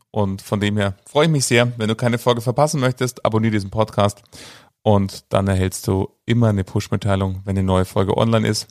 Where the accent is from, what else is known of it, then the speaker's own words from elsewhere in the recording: Munich, Bavaria, Germany; Ich lebe in München, bin Münchner äh, und von dem her ist das auch weiterhin meine Heimatsparkasse